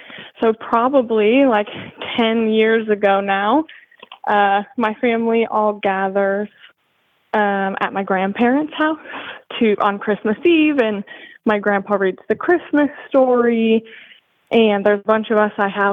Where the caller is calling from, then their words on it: Washington, United States; I live in Tri-Cities, Washington.